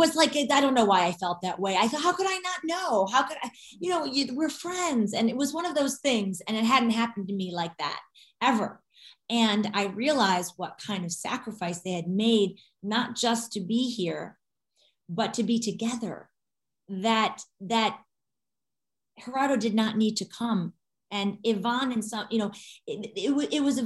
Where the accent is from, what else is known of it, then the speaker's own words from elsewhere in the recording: Detroit, Michigan, United States; my hometown of Detroit